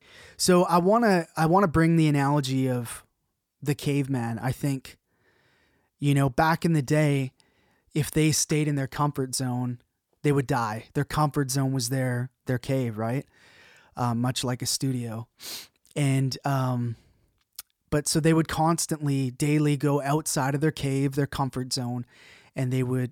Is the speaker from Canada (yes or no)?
yes; Canada; I'm going to be your host today. I'm a Canadian producer, mix engineer